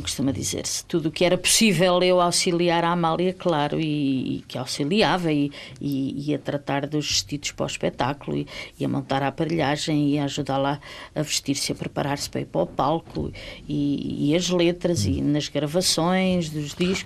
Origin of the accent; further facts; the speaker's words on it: Angola; moved away as an adult; now in Portugal; Angola era a minha terra.